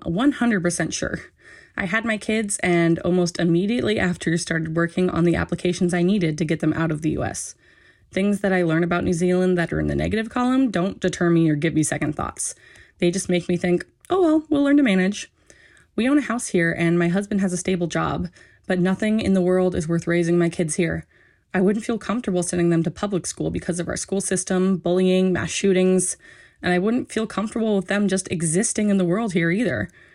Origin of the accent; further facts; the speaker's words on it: Vancouver, Washington, United States; I am from Vancouver, Washington, in the U S.